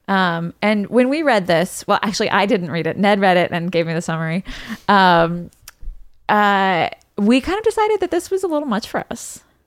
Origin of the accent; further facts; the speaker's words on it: London, United Kingdom; moved away; I grew up in London, uh, or I, I went to high school in London